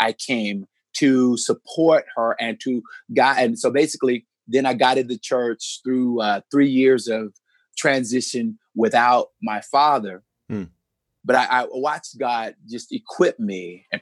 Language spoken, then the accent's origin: English; United States; moved away as an adult; also born or lived in Chicago; growing up in small town USA, when I moved to Chicago